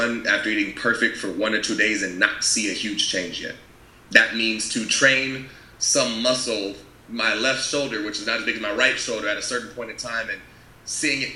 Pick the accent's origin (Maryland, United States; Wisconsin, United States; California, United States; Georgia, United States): California, United States; moved away; also born or lived in Washington; I'm from California